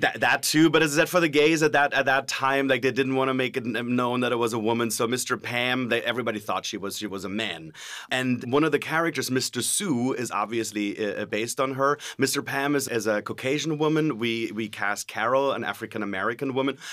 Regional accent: Germany; now in California, United States; I'm originally from Germany

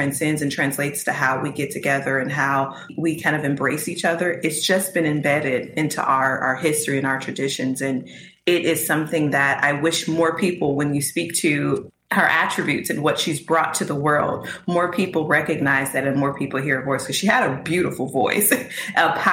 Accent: Mississippi, United States; I was born in Mississippi, and my family, of course, spent their adulthood in Mississippi

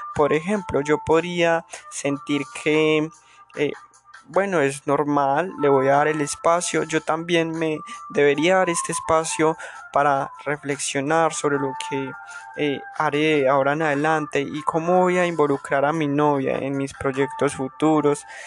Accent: Colombia; soy de Colombia, soy colombiano

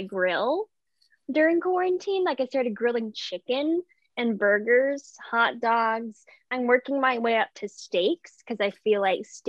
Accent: Memphis, Tennessee, United States; I was born and raised in Memphis, Tennessee

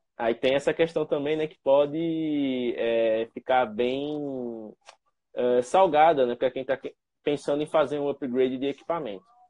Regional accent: Penedo, Alagoas, Brazil; eu sou de Penedo, é uma cidade relativamente próxima.

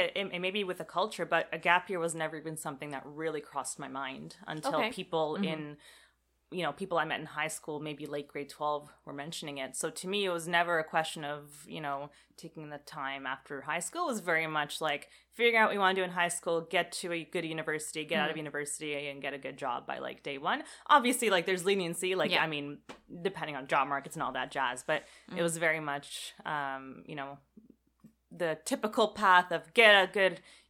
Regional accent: Canada; also born or lived in Israel; So I was born in Israel, moved to Canada when I was four. So I was quite young.

